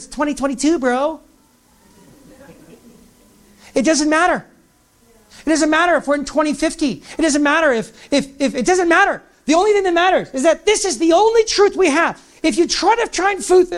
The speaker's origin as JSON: {"language": "English", "country": "United States", "said": "I'm from the United States."}